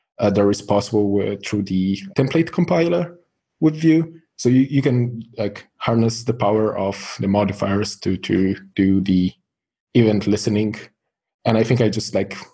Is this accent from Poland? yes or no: yes; Poland; I'm from Poland